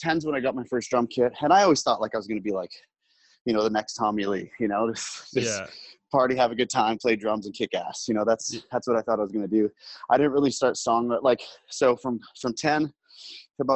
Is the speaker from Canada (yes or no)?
yes; North Bay, Ontario, Canada; growing up in North Bay